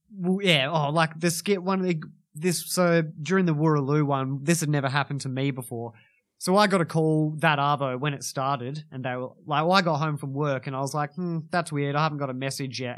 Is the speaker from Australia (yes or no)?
yes; Kalgoorlie, Western Australia, Australia; now in Perth, Australia; I was born in Kalgoorlie